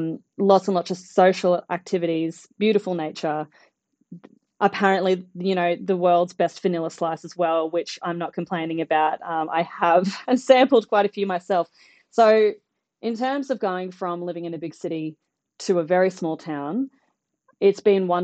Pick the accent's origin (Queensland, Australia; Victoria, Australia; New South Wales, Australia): Queensland, Australia; Brisbane; moved away as an adult; also born or lived in Sydney, Australia; now in Birchip, Australia; I am originally from Brisbane, where I did my undergraduate at QUT, Queensland University of Technology.